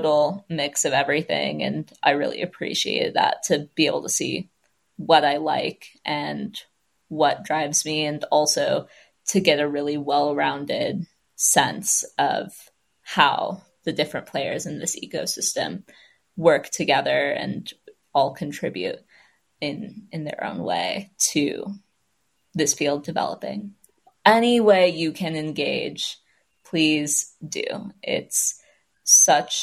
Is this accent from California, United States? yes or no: yes; California, United States; also born or lived in Michigan / Los Angeles; I'm from California, have lived there almost my whole life, except for these international stints and a brief stint in Michigan